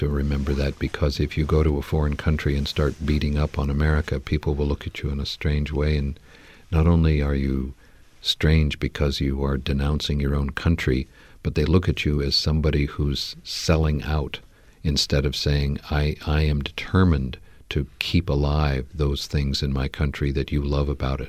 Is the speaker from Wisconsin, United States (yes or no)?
no; California, United States; when I'm in California, where, you know, I grew up in the San Fernando